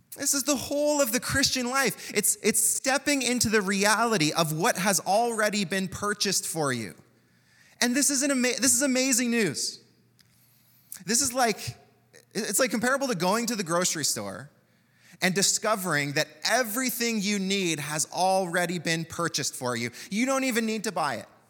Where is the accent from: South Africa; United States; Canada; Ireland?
Canada; That's what it means to be Canadian in many ways